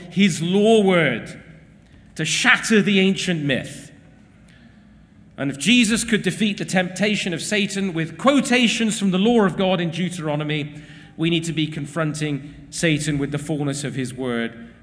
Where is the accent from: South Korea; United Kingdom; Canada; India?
United Kingdom; England